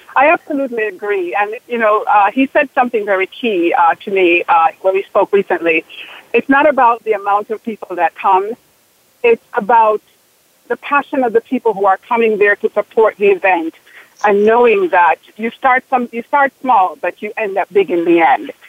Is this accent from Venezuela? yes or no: no; Jamaica; now in Bloomfield, United States; coming from an island, which I'm also from Jamaica